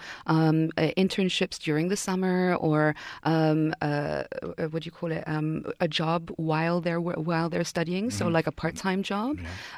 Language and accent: English; Yemen; I'm originally from Yemen, and Yemen's been very troubled politically.